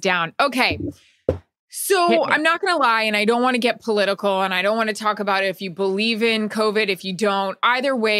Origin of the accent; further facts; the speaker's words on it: Tampa, Florida, United States; I grew up in Florida